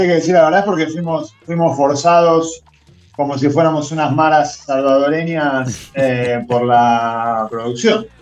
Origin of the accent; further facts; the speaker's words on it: Buenos Aires, Argentina; yo soy profundamente porteño